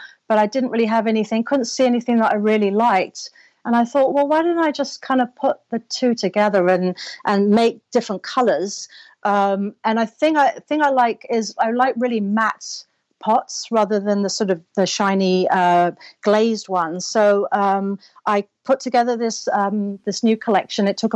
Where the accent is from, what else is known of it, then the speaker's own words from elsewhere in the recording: London, United Kingdom; moved away as an adult; now in Los Angeles, United States; I'm originally from London, but I now live in Los Angeles.